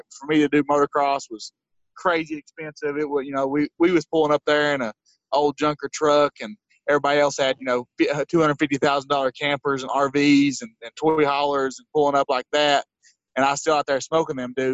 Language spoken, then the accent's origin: English; Tennessee, United States; the other end of Tennessee from me